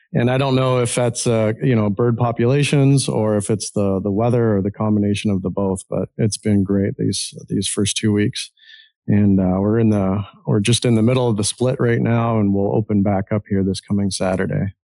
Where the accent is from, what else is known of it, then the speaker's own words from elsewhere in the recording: Ontario, Canada; moved away as an adult; now in Ohio, United States; I grew up in Ontario, Canada, originally a Canadian, I guess still Canadian.